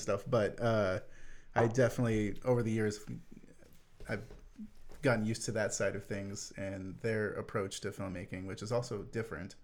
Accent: United States; as a Westerner, as an American

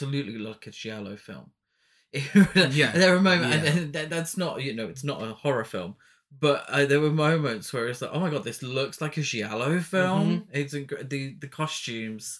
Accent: Coventry, West Midlands, United Kingdom; We are from Coventry, which was very much the home of two-tone music.

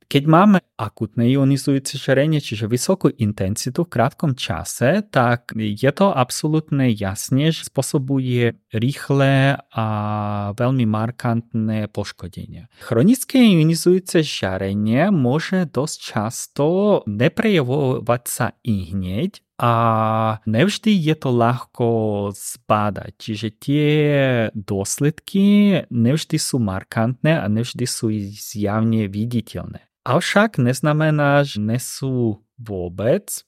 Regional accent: Ukraine; Slovak is a second language; now in Slovakia; som Ukrajinec

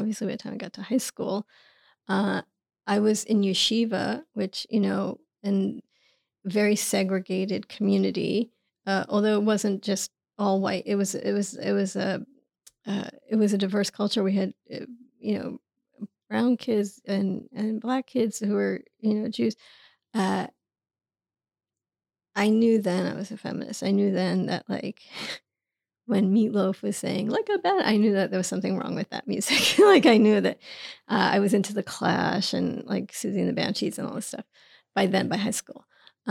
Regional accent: New York City, New York, United States; I grew up in Queens, and my father was a New York City taxi driver, checker cab. My mother was a cashier.

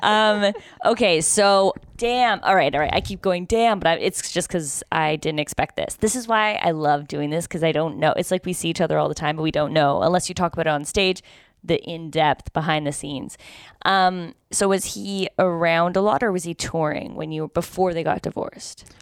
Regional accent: Canada; this is the problem with being Canadian.

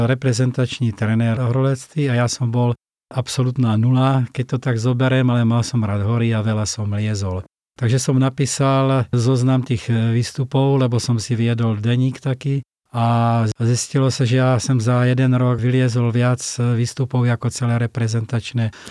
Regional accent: Moravia, Czechia; now in Slovakia; Presťahoval som sa z Moravy na Slovensko a vlastne tu som začal nejakým spôsobom vo väčšej miere robiť to, čo som robil už dávno predtým.

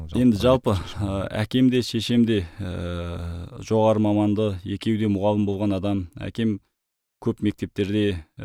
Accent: Mongolia; moved away as an adult; now in Kazakhstan; мені моңғолияда университет бітіріп ауылға келген кезде

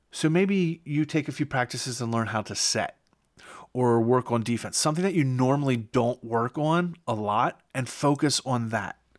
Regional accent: Pennsylvania, United States; my home state

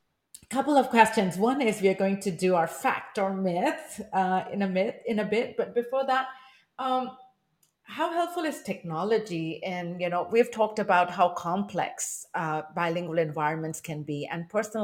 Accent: India; first language Hindi; English is a second language; now in Taiwan; I grew up in India, and I went to a convent school where we were fined if we spoke Hindi, which was my home language

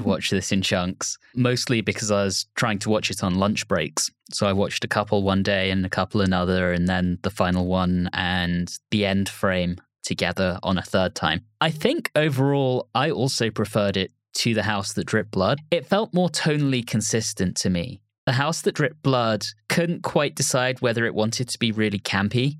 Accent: London, United Kingdom; I grew up in Putney

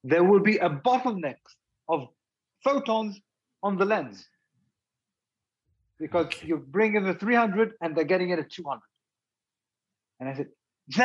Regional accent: United Kingdom; also born or lived in Israel; when I grew up in the UK

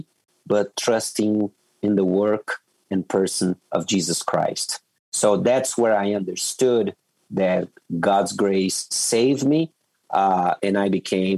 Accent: Brazil; So I grew up, I was raised in Brazil

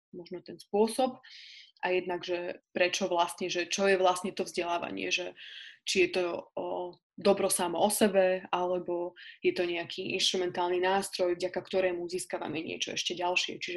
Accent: Pusté Pole, Slovakia; ja som teraz momentálne na pustom poli, čo je dedinka, odkiaľ pochádzam.

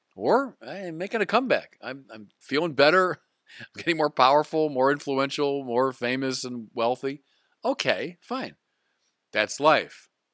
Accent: United States; as an American of Irish descent

